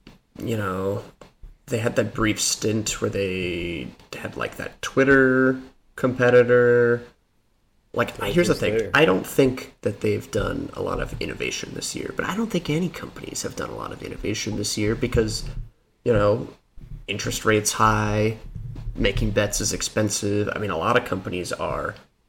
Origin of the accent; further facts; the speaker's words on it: Colorado, United States; No problem. I'm from Colorado. Driving through the snow is not that odd.